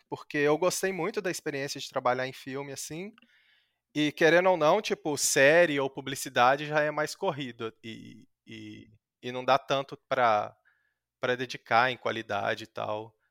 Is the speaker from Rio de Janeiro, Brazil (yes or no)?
no; Minas Gerais, Brazil; moved away; lá na minha cidade, em Minas, é, é um, é um polo moveleiro